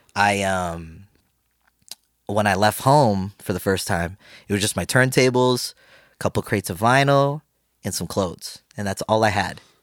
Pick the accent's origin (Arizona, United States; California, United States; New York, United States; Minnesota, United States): California, United States; San Francisco Bay Area; I grew up in the Bay Area in California, around San Francisco Bay Area